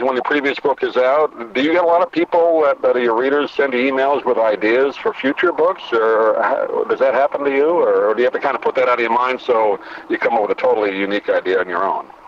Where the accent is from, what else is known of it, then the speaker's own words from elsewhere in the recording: New York, United States; moved away; I grew up in New York